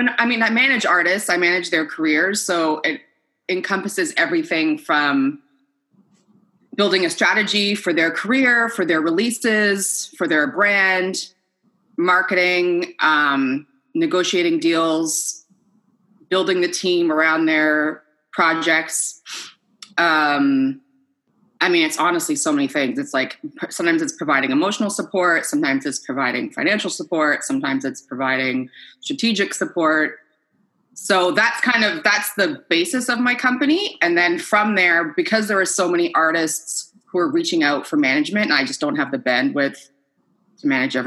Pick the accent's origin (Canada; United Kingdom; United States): Canada; Halifax, Nova Scotia; also born or lived in Quebec / Edmonton / Ottawa; I grew up all over Canada, but I'm originally from Nova Scotia.